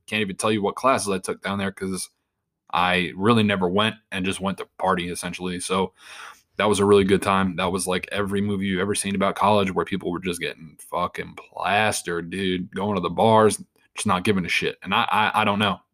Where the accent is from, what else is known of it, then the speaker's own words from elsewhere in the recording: Long Island, New York, United States; born and raised in Long Island, New York